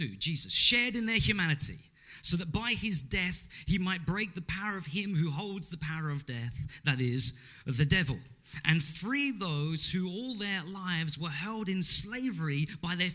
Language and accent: English; England, United Kingdom; the Pakistani community in my hometown in England